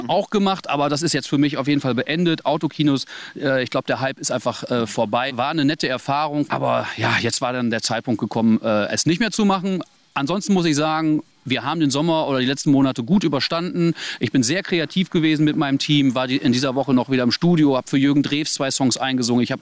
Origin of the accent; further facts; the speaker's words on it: Wettringen, North Rhine-Westphalia, Germany; Ja, also äh, ich bin in Wettring geboren, ich bin in Wettring aufgewachsen, ich habe hier einfach meine Basis